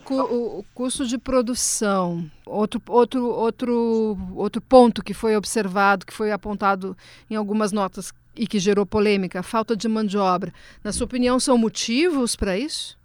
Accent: Rio Grande do Sul, Brazil; eu me coloco como gaúcha

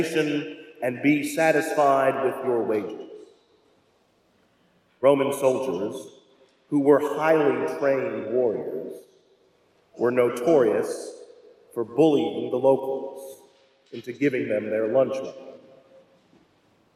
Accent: Louisville, Kentucky, United States; moved away; My hometown of Louisville

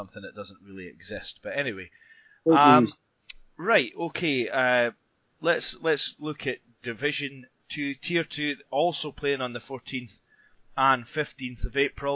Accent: Scotland, United Kingdom; as a Scotsman, and we have Scots blend

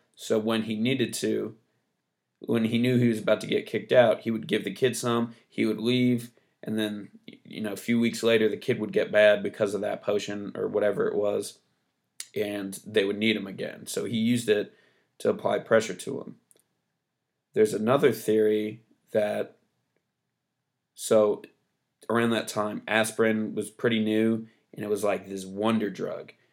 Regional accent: United States; I'm American

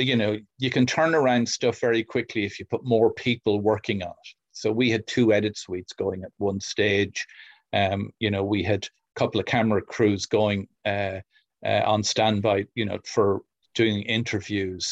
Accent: Kildare, Leinster, Ireland; Kildare, my hometown

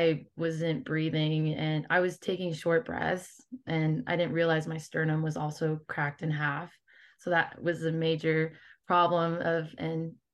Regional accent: Las Vegas, Nevada, United States; my hometown of Las Vegas

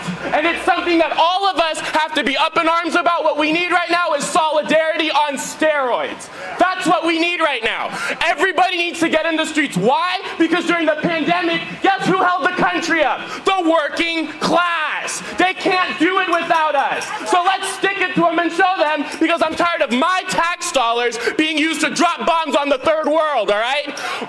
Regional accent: San Francisco, California, United States; I'm from San Francisco, California

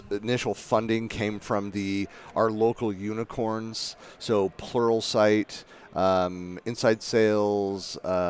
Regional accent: San Francisco Bay Area, California, United States; now in Utah, United States; being born and raised in the San Francisco Bay Area

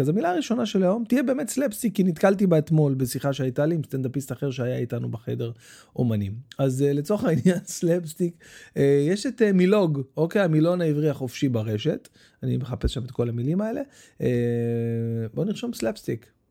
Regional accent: Bat Yam, Tel Aviv District, Israel; also born or lived in Jerusalem; עזבנו את ירושלים, עברנו לבת ים, הייתי בן שבע

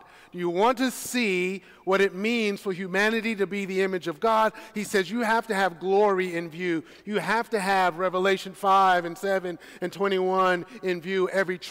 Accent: New York City, New York, United States; I am a native New Yorker, born and raised in Brooklyn, New York

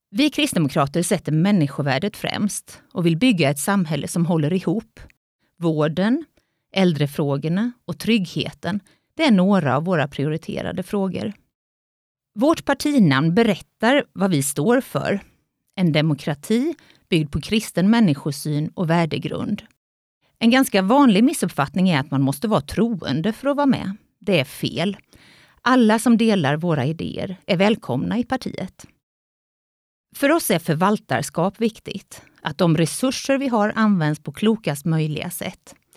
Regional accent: Jönköping, Jönköping County, Sweden; moved away as an adult; now in Vetlanda, Sweden; Jag är uppvuxen i Jönköping men har bott i Vetlanda i snart 26 år

